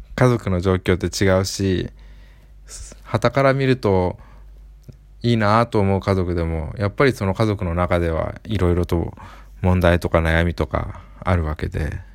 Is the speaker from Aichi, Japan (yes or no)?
yes; Aichi, Japan; 愛知県生まれってことなので、まあ出身同じなんで